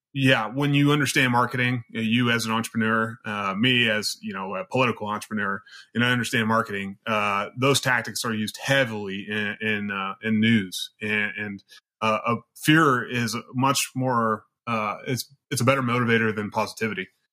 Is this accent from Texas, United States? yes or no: no; Central Valley of California, United States; also born or lived in Sierra Nevada, California / Reedley, California; I grew up in the Central Valley of California, very poor area.